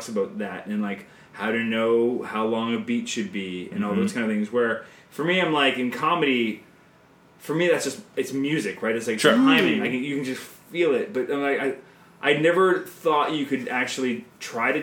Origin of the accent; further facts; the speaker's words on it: Canada; I'm Canadian filmmaker